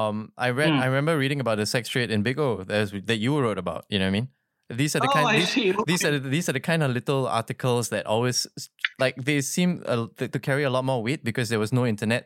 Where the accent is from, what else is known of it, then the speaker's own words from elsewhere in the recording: Singapore; for me, as a growing up in Singapore